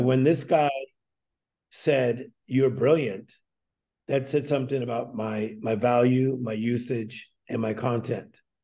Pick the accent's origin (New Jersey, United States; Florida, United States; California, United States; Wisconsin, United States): California, United States; Whittier; also born or lived in Compton, California; We moved from Compton and then later ended up in Whittier